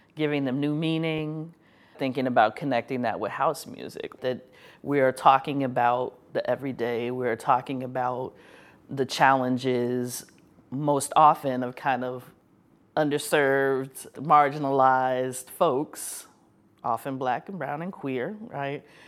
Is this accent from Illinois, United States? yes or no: yes; Chicago, Illinois, United States; I'm from Chicago. I love the city, love the city so much, even when it makes me angry